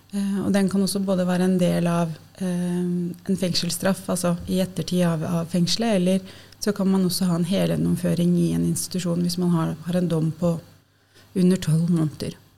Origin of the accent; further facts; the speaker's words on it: Lillehammer, Innlandet, Norway; moved away as an adult; now in Oslo, Norway; Jeg er um, fra Lillehammer opprinnelig. og har Bodd i Oslo siden jeg flytta hit for å studere sosialt arbeid